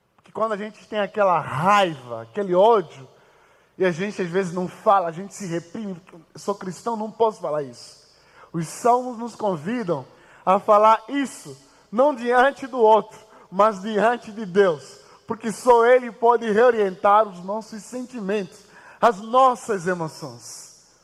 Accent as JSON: {"language": "Portuguese", "country": "Angola", "moved": "as an adult", "lives_now": "Brazil", "said": "Eu vim de Angola e eu vim de uma família muito pobre, inclusive. Quando eu recebi a proposta para vir estudar o Brasil"}